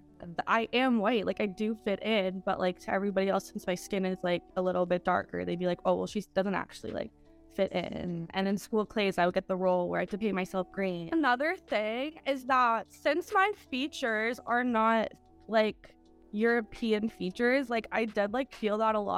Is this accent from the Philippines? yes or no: no; Canada; I grew up in Canada, but I'm not the same as everybody else who's growing up in Canada.